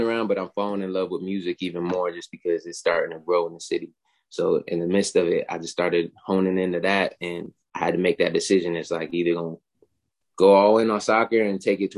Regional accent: Charlotte, North Carolina, United States; I moved to Charlotte in, I say, like 2007, 2006. So I was in Charlotte the majority of my, like, high school

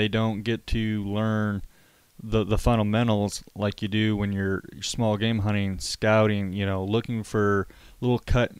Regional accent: Midwest, Michigan, United States; now in Texas, United States; me growing up in the Midwest

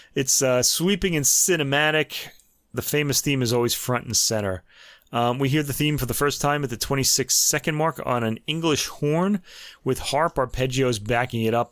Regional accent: United States; being American.

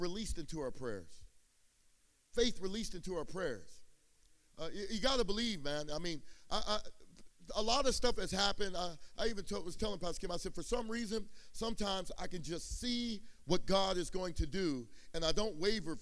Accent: San Jose, California, United States; also born or lived in East Palo Alto, California; I grew up in East Palo Alto and San Jose

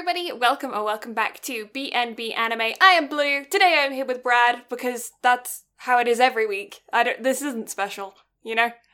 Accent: Canada; being a Canadian girl

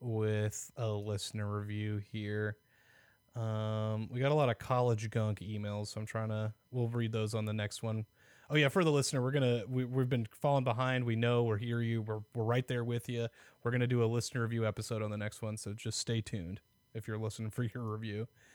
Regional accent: Omaha, Nebraska, United States; now in Lincoln, United States; So I'm technically from Omaha. I grew up there and went to high school. Then I came down here for college, and I've been living in Lincoln since like 2012, I want to say.

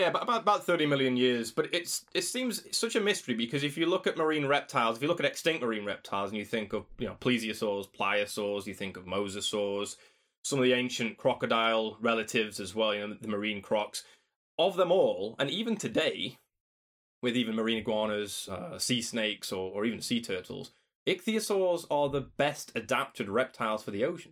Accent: Doncaster, Yorkshire and the Humber, United Kingdom; I came back to, to my hometown, to Doncaster

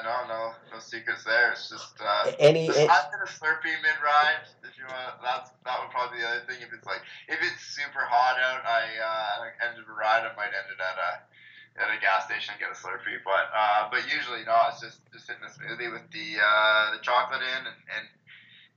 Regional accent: Penticton, British Columbia, Canada; I've been, you know, the most fortunate growing up in the Ironman town

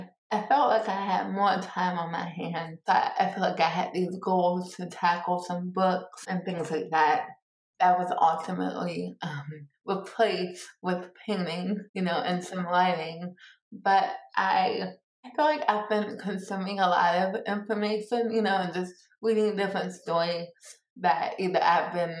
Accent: Maryland, United States; now in Washington, D.C., United States; I was born in Washington, D.C. and raised in Maryland

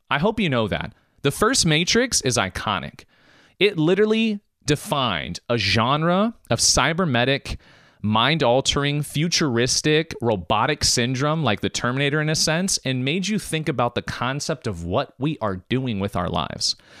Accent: United States; I was born in America, my mom was born in Macedonia, my dad's born in Germany

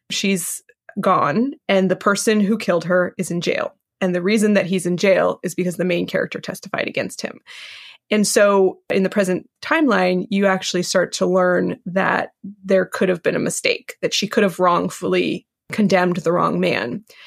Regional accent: West Coast, United States; I was raised on the West Coast

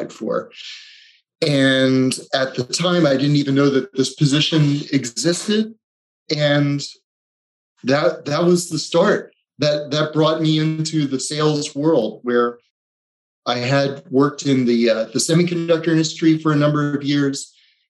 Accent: East Coast, United States; also born or lived in Delaware; I grew up on the East Coast

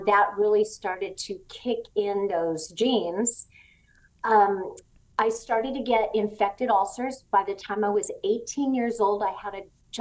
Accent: Southern California, United States; moved away as an adult; also born or lived in Tennessee; I grew up in Southern California

